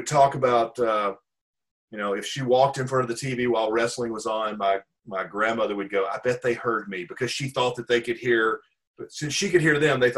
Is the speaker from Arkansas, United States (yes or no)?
yes; Pine Bluff, Arkansas, United States; now in Dallas, United States; I grew up in Pine Bluff, Arkansas